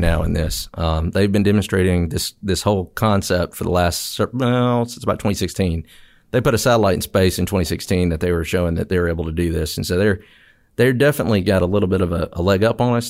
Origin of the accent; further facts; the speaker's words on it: Mississippi, United States; moved away as an adult; I grew up in Mississippi